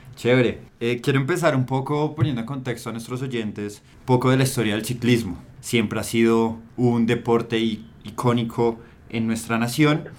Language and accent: Spanish; Colombia; nosotros tenemos como colombianos